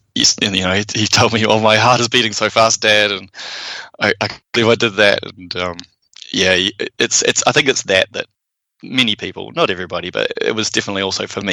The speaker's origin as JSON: {"language": "English", "country": "United States", "moved": "yes", "lives_now": "New Zealand", "said": "I'm American"}